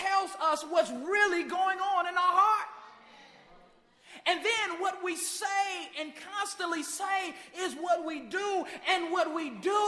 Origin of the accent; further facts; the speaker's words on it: Chicago, Illinois, United States; my hometown, Chicago, Illinois